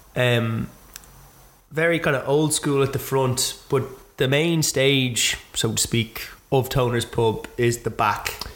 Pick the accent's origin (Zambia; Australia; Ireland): Ireland